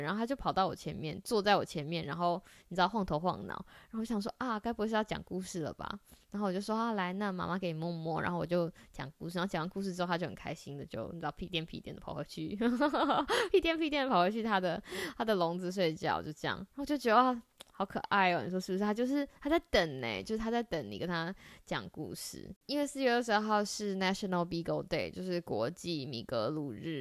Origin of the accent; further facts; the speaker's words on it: Taiwan; 在台湾，我不知道你们家是不是，但是在我们家就是小朋友都会有一个，呃，绰号